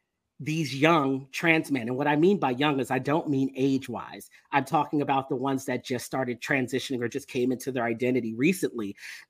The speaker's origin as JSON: {"language": "English", "region": "Florida", "country": "United States", "tie": "born or raised there", "lives_now": "Texas", "said": "I grew up in Florida. I forgot. You lived in South Florida. I grew up in South Florida."}